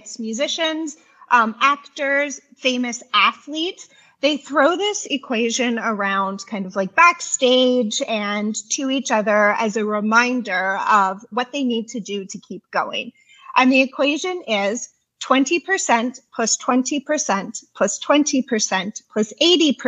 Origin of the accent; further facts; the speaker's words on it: Canada; I'm from Canada.